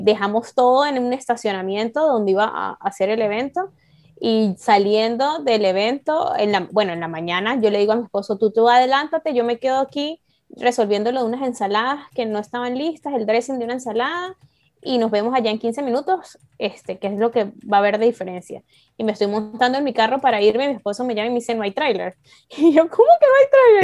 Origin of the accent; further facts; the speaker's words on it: San Cristóbal, Táchira, Venezuela; now in Canada; yo soy de San Cristóbal